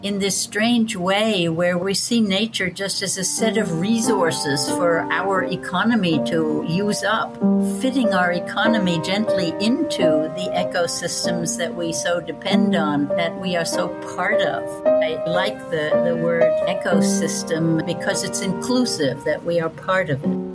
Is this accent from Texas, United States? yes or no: no; Athens, New York, United States; now in Greece; since I was a child in the Hudson Valley of New York State. I was born in Athens, New York